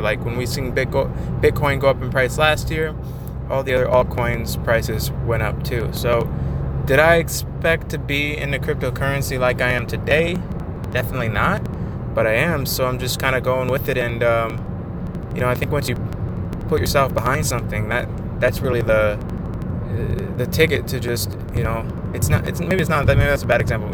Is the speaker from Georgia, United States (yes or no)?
no; Michigan, United States; also born or lived in North Dakota; I was born in North Dakota uh, in 1994, and I only lived there for about a year until I moved to Michigan with my family, and we've been here ever ever since then